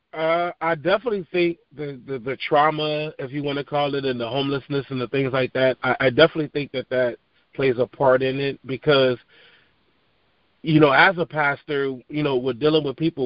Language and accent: English; Long Beach, California, United States; moved away as an adult; I'm from Long Beach, California. Uh, grew up on the East Side